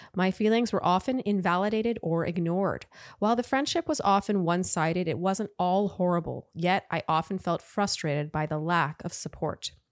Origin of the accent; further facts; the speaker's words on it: Canada; I'm Canadian